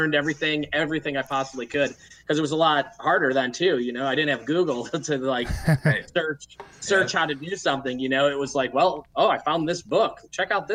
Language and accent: English; Cleveland, Ohio, United States; moved away as an adult; also born or lived in California; I grew up in Cleveland